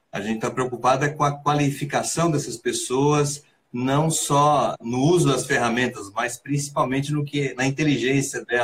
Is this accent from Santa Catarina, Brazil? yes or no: yes; Santa Catarina, Brazil; É, sou de Santa Catarina, então demorou até fazer conexão com, com Belo Horizonte, né?